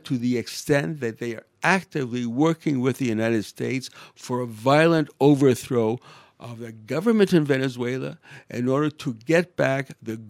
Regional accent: Canada; I'm a Canadian, right?

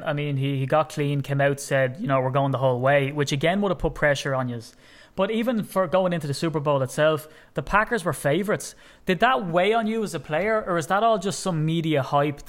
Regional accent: Ireland; as an Irishman

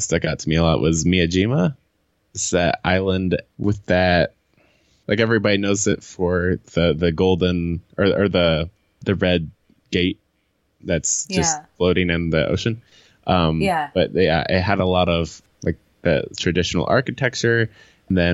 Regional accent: Ohio, United States; I grew up in Ohio and Ohio is so flat

